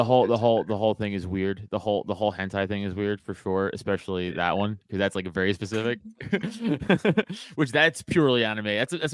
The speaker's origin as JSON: {"language": "English", "town": "New York City", "region": "New York", "country": "United States", "said": "I'm actually from New York City"}